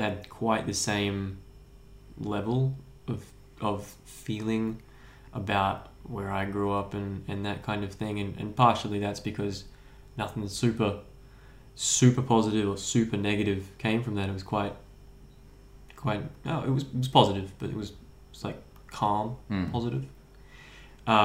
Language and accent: English; Kallangur, north side of Brisbane, Queensland, Australia; I grew up in Kawongba on the north side of Brisbane.